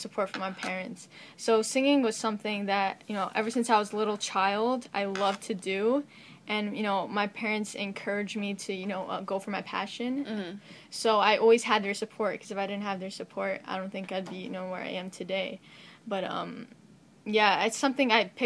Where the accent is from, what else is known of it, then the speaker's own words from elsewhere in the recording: New York City, New York, United States; born and raised Brooklyn, New York, New Yorker.